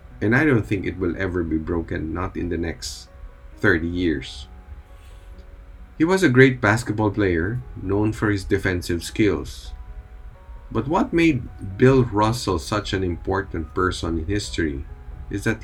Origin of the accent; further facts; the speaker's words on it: Philippines; here in the Philippines, we are a predominantly Catholic nation